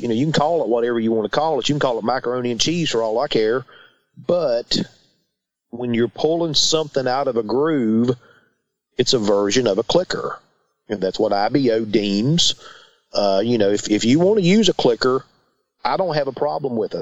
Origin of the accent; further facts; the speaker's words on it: Christiansburg, Virginia, United States; I am from Southwest Virginia, a little town called Christiansburg